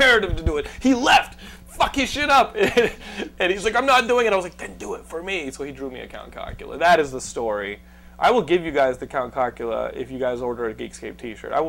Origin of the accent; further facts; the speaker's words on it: Texas, United States; We're all from Texas